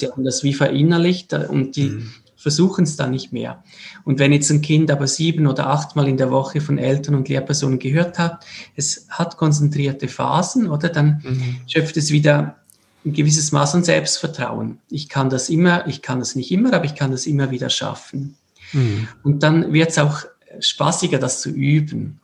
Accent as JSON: {"language": "German", "country": "Switzerland", "said": "wir sind aus der Schweiz"}